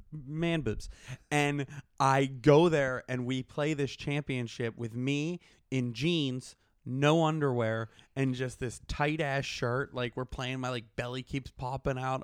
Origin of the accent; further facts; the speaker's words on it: Pittsburgh, Pennsylvania, United States; moved away; I'm from Pittsburgh